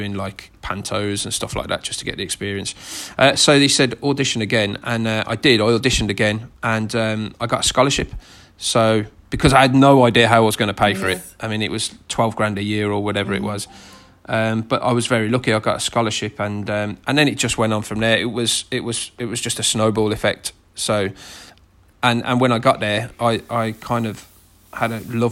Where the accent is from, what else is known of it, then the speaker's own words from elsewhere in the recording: Birmingham, West Midlands, United Kingdom; accent: thick Brummie; my thick Brummie accent